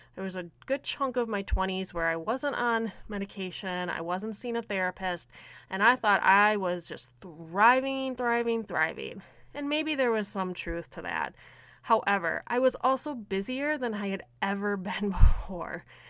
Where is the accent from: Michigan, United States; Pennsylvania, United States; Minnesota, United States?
Minnesota, United States; I am from Minnesota